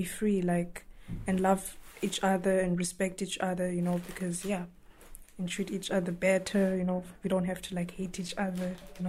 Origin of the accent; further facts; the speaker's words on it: Zimbabwe; now in Ireland; I'm from Zimbabwe.